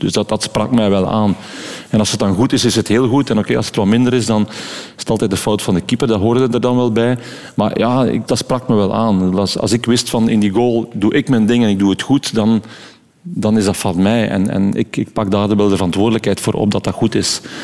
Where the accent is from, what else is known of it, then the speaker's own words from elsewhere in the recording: Dendermonde, Flanders, Belgium; accent: West Flemish; wij zijn er ook opgeruid, dus we hebben ons daar absoluut thuis gevoeld